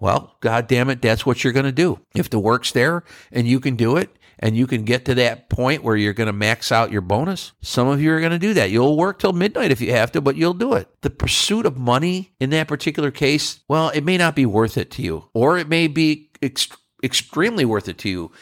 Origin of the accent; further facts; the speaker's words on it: New York, United States; now in Texas, United States; I'm a northerner. I'm from New York State